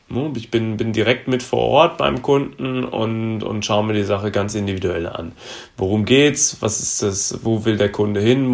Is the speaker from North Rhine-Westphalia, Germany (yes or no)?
yes; Gütersloh, North Rhine-Westphalia, Germany; now in Frankfurt, Germany; komme gebürtig aus Gütersloh, das ist in Nordrhein-Westfalen und wohne zurzeit in Frankfurt in Hesse